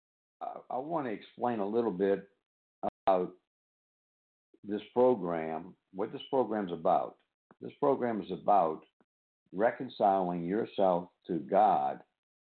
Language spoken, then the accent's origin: English; New Orleans, Louisiana, United States; now in Pearl River, United States; born and raised in New Orleans